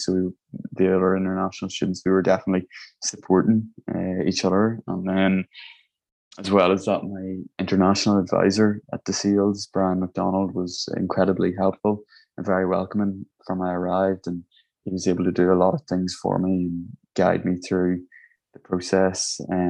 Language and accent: English; Ireland; accent: Irish; And like when I started talking, they would pick up on my Irish accent and like they wanted to know where I was from and what I was studying here and how I'd came here.